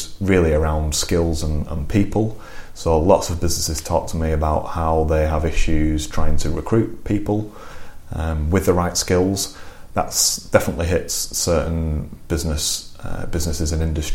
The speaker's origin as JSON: {"language": "English", "area": "Lancashire, near Blackburn", "region": "North West England", "country": "United Kingdom", "tie": "born or raised there", "also_born_or_lived": "Manchester", "moved": "as an adult", "lives_now": "Harrogate, United Kingdom", "said": "I grew up in Lancashire, near Blackburn."}